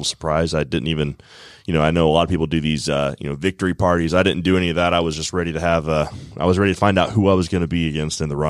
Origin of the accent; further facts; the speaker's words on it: Woodstock, Georgia, United States; I grew up in Woodstock